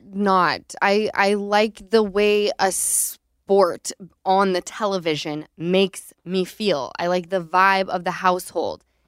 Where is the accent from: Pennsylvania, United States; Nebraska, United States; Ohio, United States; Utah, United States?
Utah, United States; now in Los Angeles, United States; growing up in Utah